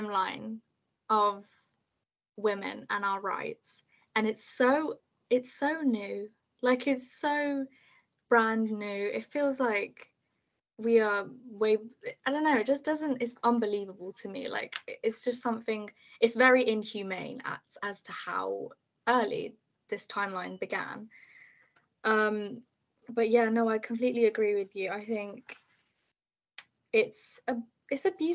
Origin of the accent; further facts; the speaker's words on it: United Kingdom; I'm a British Bengali